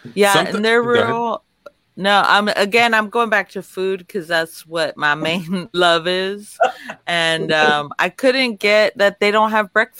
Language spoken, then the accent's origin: English; Laredo, Texas, United States; also born or lived in Los Angeles, California; now in Austin, United States; I'm from Laredo on the border.